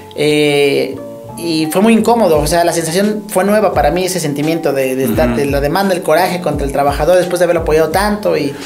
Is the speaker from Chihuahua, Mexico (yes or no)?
no; Ecatepec, State of Mexico, Mexico; soy de la Ciudad de México, eh, Catepec, zona metropolitana